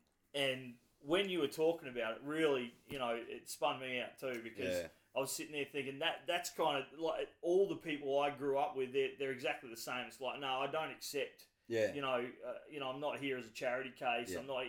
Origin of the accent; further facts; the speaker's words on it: Central Tablelands, New South Wales, Australia; I come from the Central Table in New South Wales, I was you know, a young bloke back then